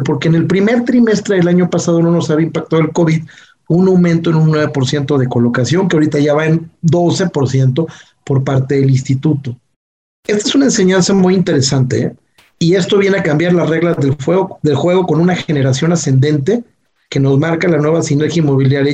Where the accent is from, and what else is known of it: Mexico